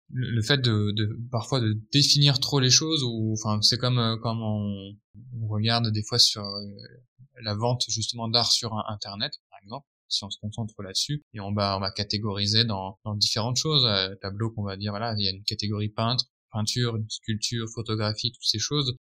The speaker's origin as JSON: {"language": "French", "country": "France", "said": "en tant que bon français"}